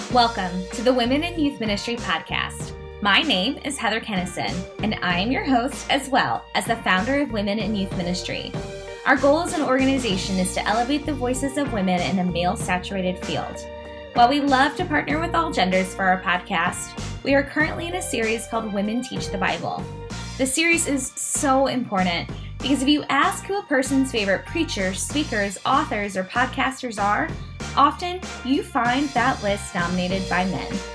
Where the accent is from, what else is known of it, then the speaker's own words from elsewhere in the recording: Ferguson, Missouri, United States; moved away; I grew up in Ferguson, and not being home for the uprising